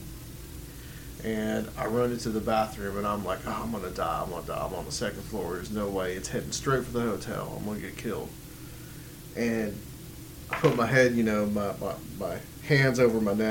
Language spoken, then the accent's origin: English; Chattanooga, Tennessee, United States; I was in Chattanooga, which, as you know, right, is my hometown